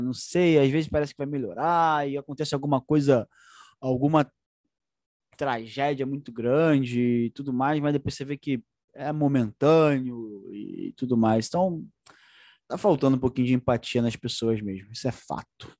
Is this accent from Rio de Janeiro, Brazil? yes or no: yes; Duque de Caxias, Rio de Janeiro, Brazil; Eu sou de Caxias mesmo